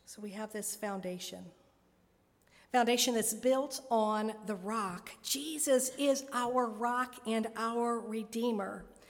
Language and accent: English; Dayton, Ohio, United States; born or raised there; moved away as an adult; also born or lived in Richmond, Indiana / Cincinnati, Ohio